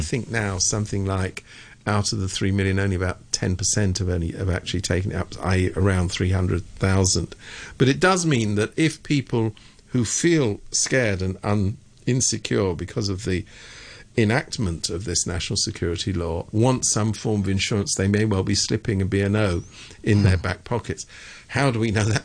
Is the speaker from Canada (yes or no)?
no; United Kingdom; I am from Britain